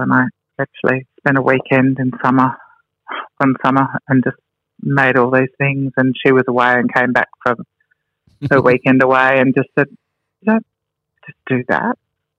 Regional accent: Melbourne, Victoria, Australia; now in Sydney, Australia; No. I moved to Sydney from Melbourne.

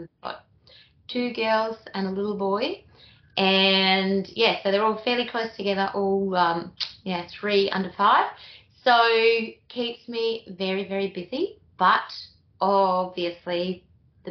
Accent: Bambam Springs, Queensland, Australia; I'm from Bambam Springs in Queensland

